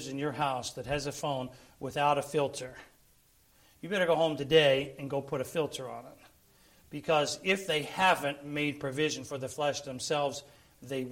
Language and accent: English; Philadelphia, Pennsylvania, United States; I'm from Pennsylvania, I'm from Philly